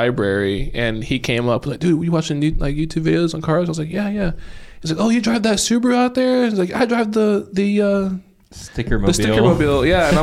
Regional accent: Brown County, Southern Indiana, United States; also born or lived in Columbus, Indiana; Ended up in Brown County and just grew up there

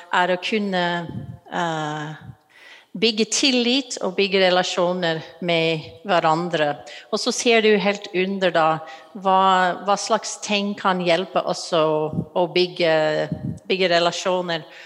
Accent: United States; Norwegian is a second language; moved away as an adult; now in Norway; Du hører fra stemmen min at jeg er utenlandsk. Jeg kommer fra USA

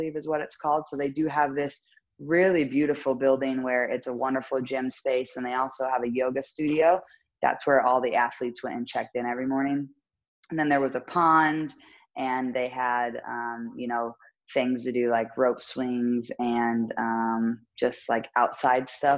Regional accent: Indiana, United States; growing up in Indiana

